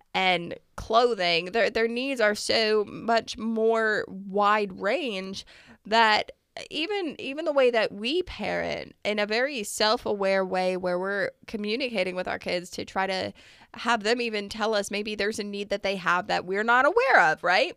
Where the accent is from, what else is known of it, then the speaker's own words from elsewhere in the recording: United States; as an American